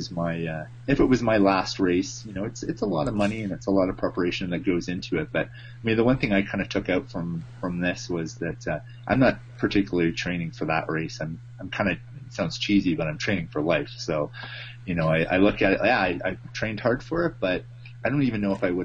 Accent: Canada; as a Canadian

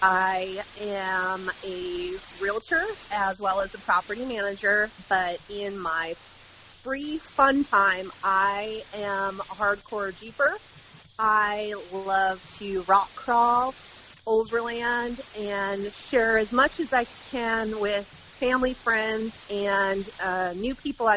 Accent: Midwest, United States; I grew up in the Midwest.

